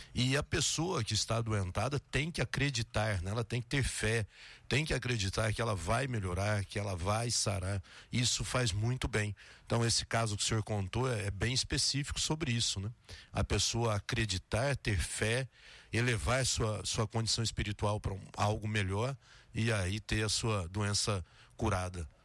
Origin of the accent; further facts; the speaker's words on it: Três Lagoas, Mato Grosso do Sul, Brazil; moved away as an adult; now in Jequié, Brazil; Três Lagoas, no Mato Grosso do Sul, de onde eu sou